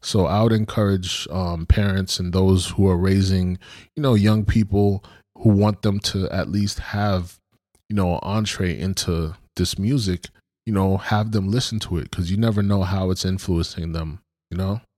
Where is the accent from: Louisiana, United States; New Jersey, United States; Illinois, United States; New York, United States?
New York, United States; Brooklyn; I grew up in Brooklyn